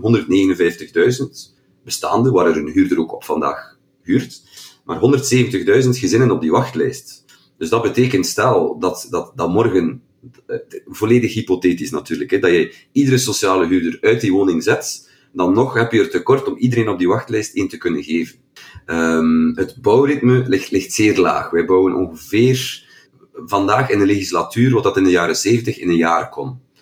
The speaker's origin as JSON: {"language": "Dutch", "town": "Kortrijk", "region": "Flanders", "country": "Belgium", "said": "bij ons in Kortrijk"}